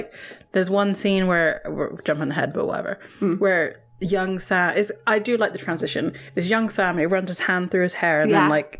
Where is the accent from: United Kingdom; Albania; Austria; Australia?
United Kingdom; England; this is a completely foreign concept to us as English kids.